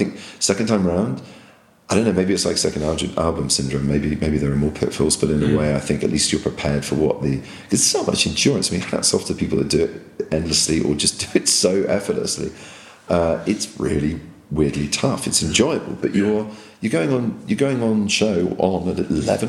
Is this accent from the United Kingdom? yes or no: yes; England, United Kingdom